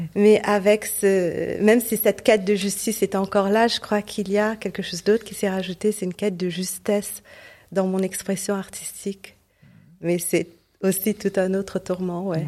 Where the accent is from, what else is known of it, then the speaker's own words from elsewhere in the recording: Port Louis, Mauritius; moved away; c'était à Maurice pendant longtemps, au, mon pays natal où je suis née et j'ai grandi